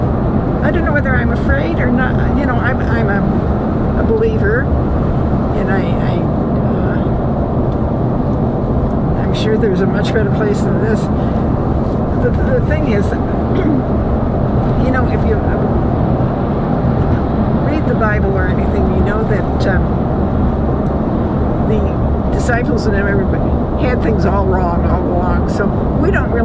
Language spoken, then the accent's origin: English; Ohio, United States; moved away as an adult; also born or lived in Chicago / Texas / Illinois / New Jersey; I grew up in Ohio